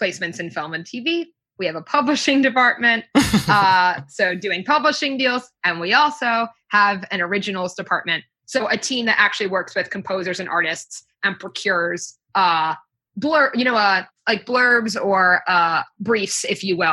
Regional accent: New York, United States; I'm actually from New York State, not from the city, but I'm from here, so I pretty much never leave

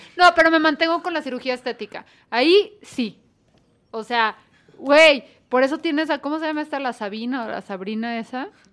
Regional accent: Guadalajara, Jalisco, Mexico; somos de Guadalajara también

